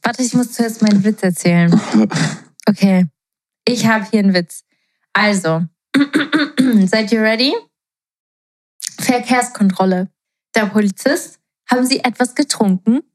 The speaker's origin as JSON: {"language": "German", "country": "Portugal", "tie": "born or raised there", "moved": "yes", "said": "ich bin ja in Portugal ähm, aufgewachsen"}